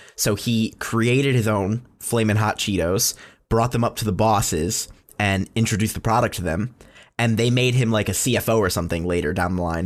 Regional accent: Plainville, United States; my hometown of Plainville

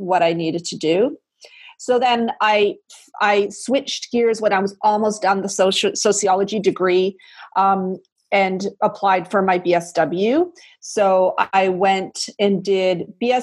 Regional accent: Canada; I'm a Canadian

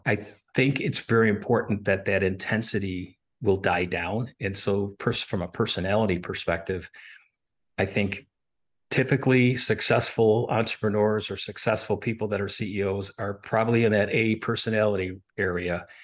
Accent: Buffalo, New York, United States; moved away; also born or lived in Williamsville, New York; I grew up in Buffalo, New York, actually in Buffalo and then in the suburbs

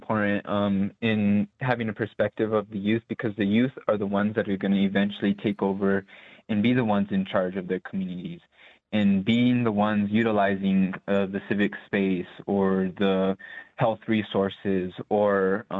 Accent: Santa Clara Pueblo, New Mexico, United States; Growing up in Santa Clara Pueblo, I was always fascinated with the built environment and in my community in general and the food systems

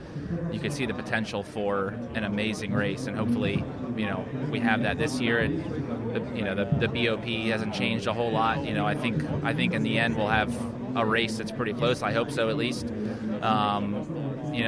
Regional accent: United States; being an American

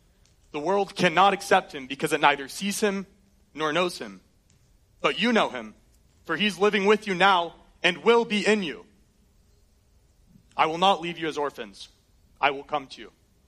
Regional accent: Colorado, United States; born there; I was born in Colorado. I love it. We get to do some road trips there growing up

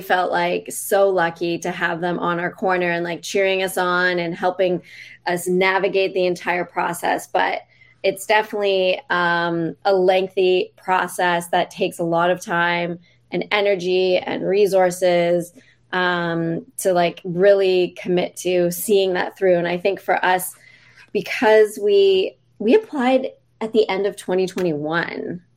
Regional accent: Canada; I grew up in Canada

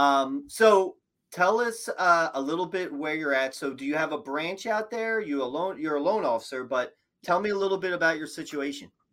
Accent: Philadelphia, Pennsylvania, United States; I'm from Philly

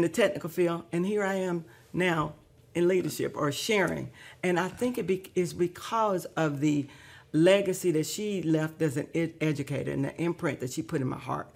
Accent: Decatur, Alabama, United States; I grew up in Decatur, Alabama.

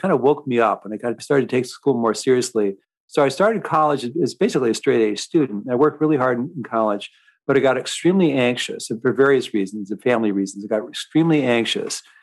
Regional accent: Seattle, Washington, United States; I grew up in Seattle

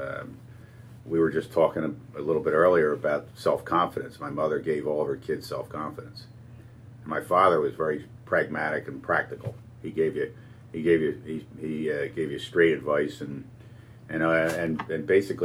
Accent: Flourtown, Pennsylvania, United States; also born or lived in Winooski, Vermont; I was raised in Flourtown, Pennsylvania.

